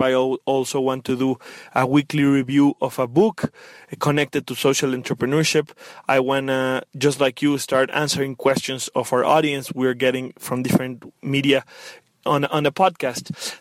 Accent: Mexico; I am from Mexico

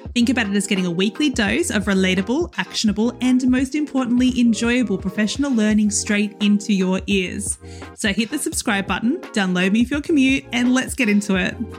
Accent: Australia; moved away as an adult; also born or lived in Western Sydney; now in United Kingdom; as an Australian moving to the U K

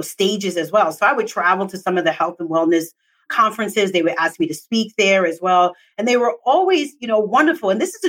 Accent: New York City, New York, United States; I'm from New York City

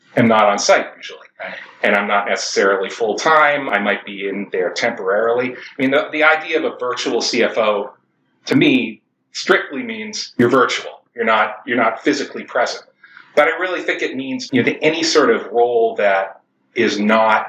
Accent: Boston, Massachusetts, United States; moved away as an adult; also born or lived in Michigan / California; I grew up in the Boston area

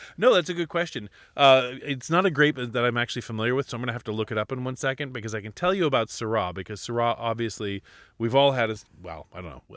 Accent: Alaska, United States; I was born and raised in Alaska, and we had two months to grow things

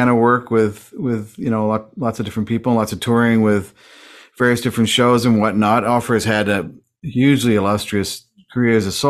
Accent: Weybridge, South East England, United Kingdom; moved away; also born or lived in Toronto, Canada; I was born in England. Yes, at a very young age. I was in Weybridge.

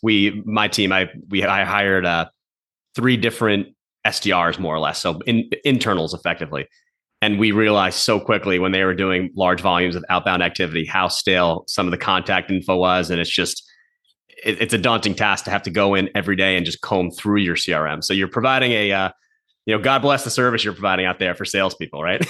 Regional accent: New Jersey, United States; now in Boston, United States; I'm from New Jersey, grew up in North Jersey. I'm a New York sports fan living in Boston

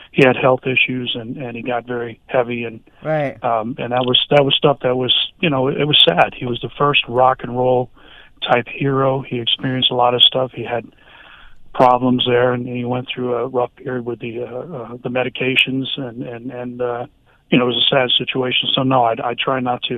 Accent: South Florida, United States; South Florida is home base

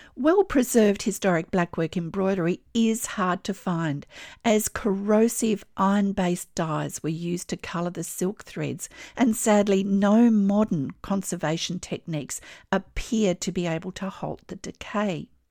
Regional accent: Australia; I'm an Australian textile artist

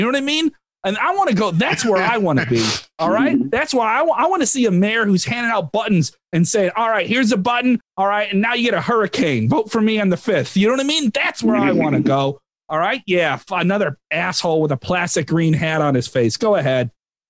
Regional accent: Ireland; As an Irish person, oh, great. Another St. Patrick's Day.

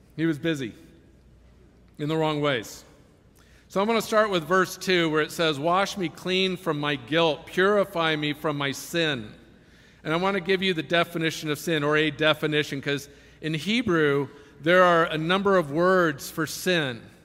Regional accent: Silicon Valley, California, United States; I was raised in Silicon Valley

